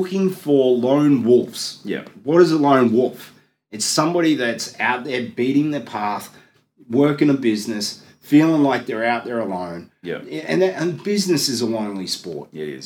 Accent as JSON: {"language": "English", "town": "Gold Coast", "region": "Queensland", "country": "Australia", "said": "I'm a boy from the Gold Coast"}